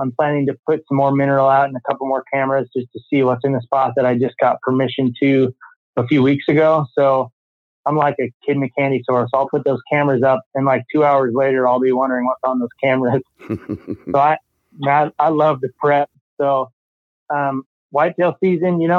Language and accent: English; Iowa, United States; moved away as an adult; also born or lived in Colorado; I moved back to Iowa from Colorado last year